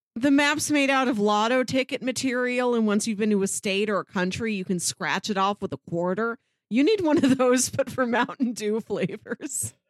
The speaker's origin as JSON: {"language": "English", "region": "Midwest", "country": "United States", "said": "as a Midwesterner"}